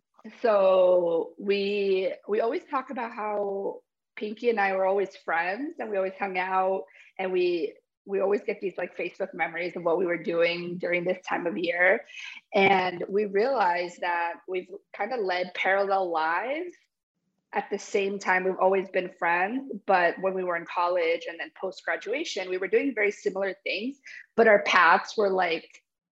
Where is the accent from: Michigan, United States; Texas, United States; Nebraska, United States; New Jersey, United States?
New Jersey, United States; Bridgewater; moved away as an adult; also born or lived in Pennsylvania; now in Wellington, United States; I'm from Bridgewater, New Jersey. That's where I grew up. My family's from Paraguay, currently in Wellington, Florida. We just moved here in December.